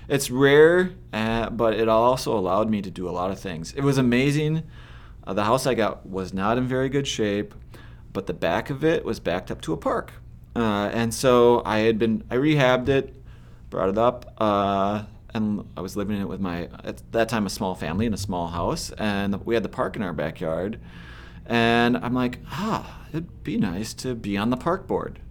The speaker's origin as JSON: {"language": "English", "region": "Southeast Minnesota", "country": "United States", "tie": "born or raised there", "also_born_or_lived": "Dover, Minnesota", "said": "I grew up in Southeast Minnesota, um, initially, uh, raised up on a farm just outside Dover, and then around when I was ten, I moved to Yoda and I never left."}